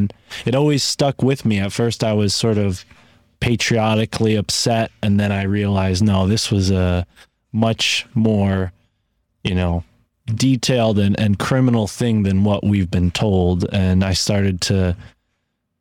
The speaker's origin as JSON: {"language": "English", "region": "Connecticut", "country": "United States", "tie": "born or raised there", "said": "I grew up in Connecticut"}